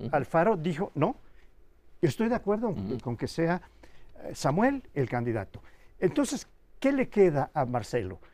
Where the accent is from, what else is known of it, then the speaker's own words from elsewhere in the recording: Yucatán, Mexico; moved away; en el estado donde yo nací, Yucatán